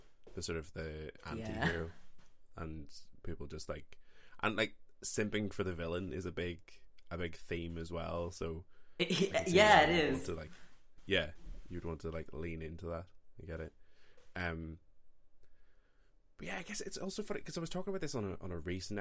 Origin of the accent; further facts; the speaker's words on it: Ireland; as an Irishman